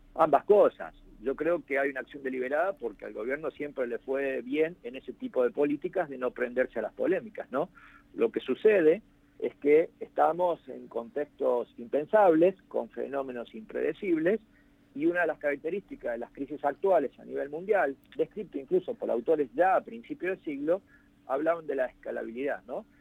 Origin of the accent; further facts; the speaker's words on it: Hernando, Córdoba, Argentina; yo soy oriundo de Hernando